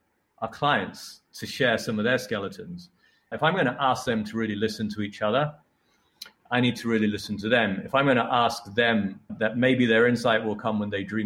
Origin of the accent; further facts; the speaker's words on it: Iraq / England, United Kingdom; also born or lived in Basra, Iraq; I grew up in England and Iraq. But I was born in Iraq, and up till the age of eight, I spent most of my time in Iraq.